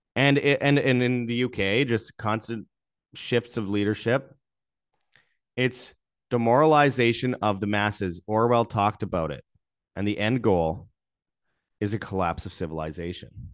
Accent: Canada; I say that as a Canadian.

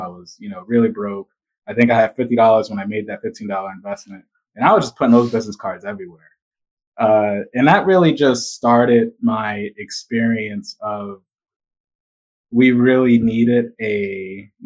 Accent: Providence, Rhode Island, United States; I grew up in the south side of Providence on Public Street off of Broad

